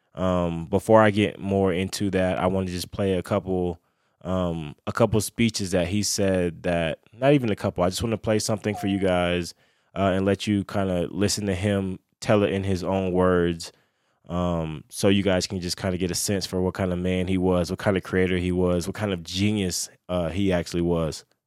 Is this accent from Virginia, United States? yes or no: no; Lakeland, Florida, United States; where I'm from, I'm from Lakeland, Florida